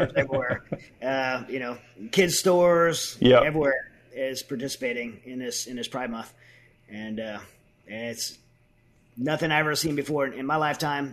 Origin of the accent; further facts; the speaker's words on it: United States; a Christian, as an American